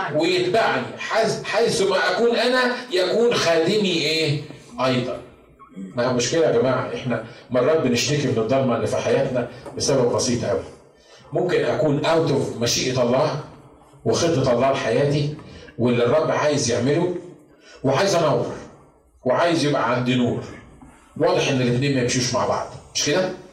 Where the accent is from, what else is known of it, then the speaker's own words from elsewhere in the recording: Egypt; moved away; احنا عندنا في مصر